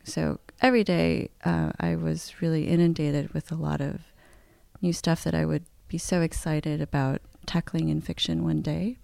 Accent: South Korea; I'm Korean, I'm from Korea, and I speak the language in Korea.

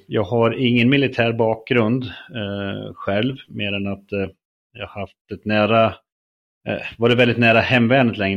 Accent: Löa, Örebro County, Sweden; född och uppväxt i norra Örebro län i en liten, liten by som heter Löa

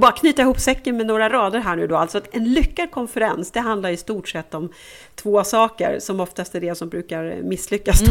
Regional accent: Sweden; Som blond svensk

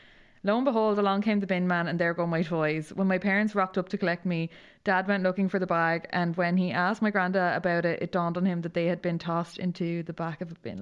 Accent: County Mayo, Ireland; It's December 2010, the year of the big snow, and I'm from Mayo, so that actually means true inconvenience, can't go anywhere, can barely walk outside the door.

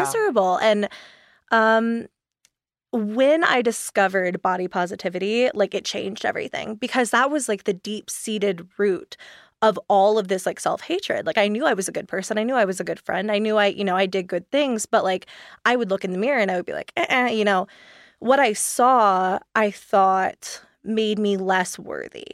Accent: East Coast, United States; moved away; I grew up on the East Coast, so I was really used to, like, super high humidity

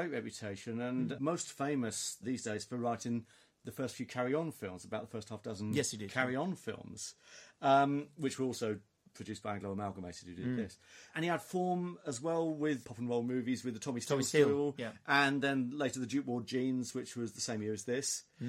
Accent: Aldershot, South East England, United Kingdom; Aldershot, which is my hometown.

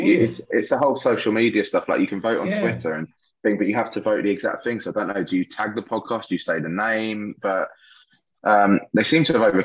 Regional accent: southern England, United Kingdom; accent: southern; What about our southern accent

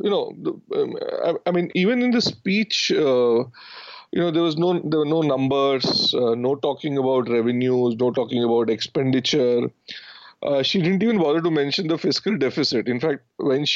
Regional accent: Ranchi, Jharkhand, India; when I grew up in Ranchi

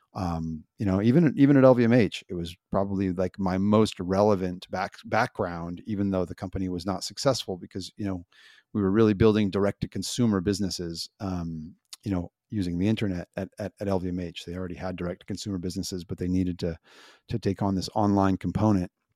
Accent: United States; I'm an American

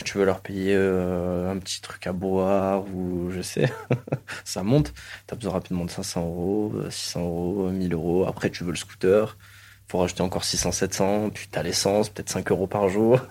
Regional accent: Marseille, Provence-Alpes-Côte d'Azur, France; je suis né à la Conception. J'ai fait mon école au cours Julien

